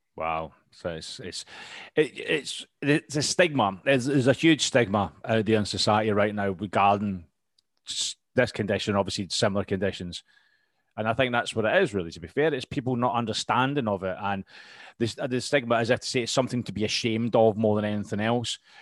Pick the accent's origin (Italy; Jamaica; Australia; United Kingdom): United Kingdom; we're British